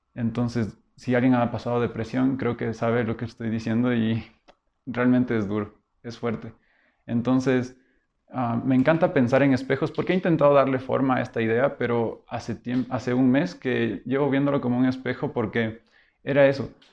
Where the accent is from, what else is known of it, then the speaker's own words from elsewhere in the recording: Loja, Ecuador; also born or lived in Quito, Ecuador; venir de Quito, soy quiteño, y a los 10 años ir a vivir en Loja